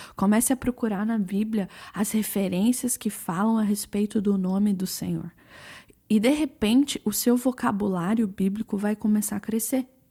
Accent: London, United Kingdom; moved away as an adult; also born or lived in Brazil / Kansas City, United States; eu nasci no Brasil, saí do Brasil com sete anos, é, morei na Inglaterra, em Londres, por 16 anos.

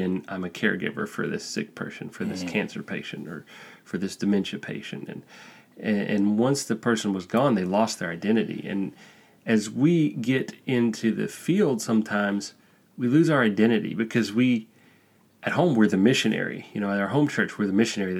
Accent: Alabama, United States; moved away as an adult; now in Spain; I'm from Alabama

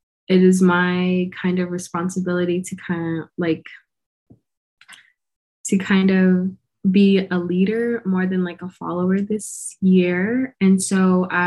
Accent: United States; moved away; very, very tiny community on the Navajo Nation. It's called Nashchiri

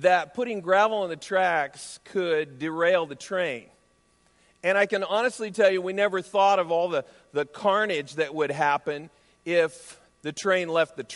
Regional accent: right outside of Des Moines, Iowa, United States; As a kid growing up in Iowa, I grew up right outside of Des Moines

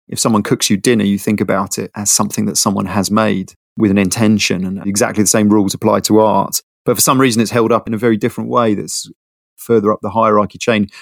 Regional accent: London, United Kingdom; I grew up in London. I'm one of the six percent of Londoners who are from London. I grew up in Bounds Green

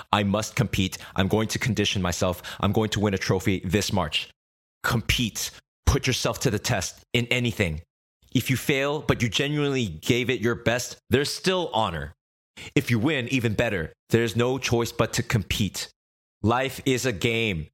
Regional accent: United States; also born or lived in Korea; When I was a baby, our family escaped Korea to America

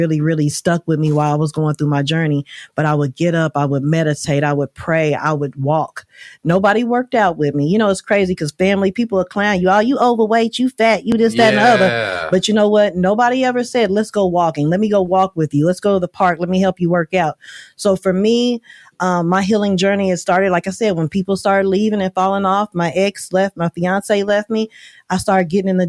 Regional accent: Oklahoma, United States; moved away; I'm from Oklahoma

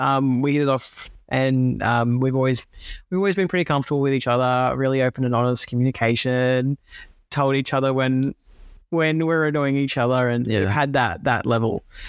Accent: Gold Coast, Queensland, Australia; now in Melbourne, Australia; I was living in Melbourne at the time and I am originally from the Gold Coast. So I was back home visiting over Christmas

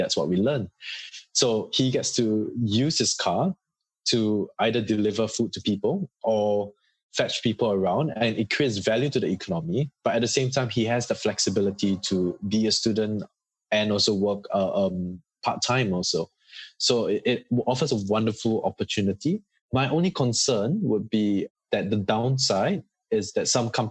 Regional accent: Singapore; now in Australia; I'm from Singapore

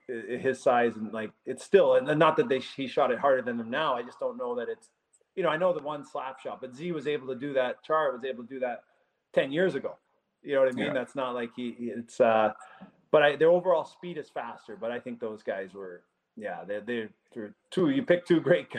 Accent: Edmonton, Alberta, Canada; So growing up in Edmonton and St. Albert there, I had great experiences.

